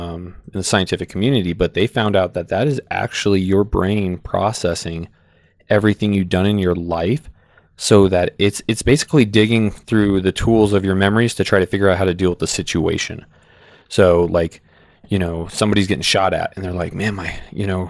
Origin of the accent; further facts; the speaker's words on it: Phoenix, Arizona, United States; I did grow up in a rough town, North Phoenix